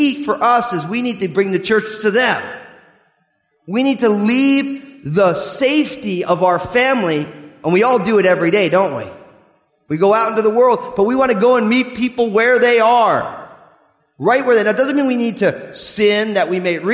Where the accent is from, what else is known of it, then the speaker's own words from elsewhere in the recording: New Jersey, United States; I'm from New Jersey